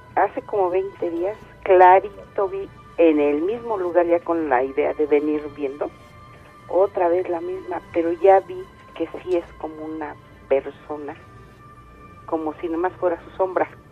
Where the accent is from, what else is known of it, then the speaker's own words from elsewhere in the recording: State of Mexico, Mexico; Nosotros somos del Estado de México.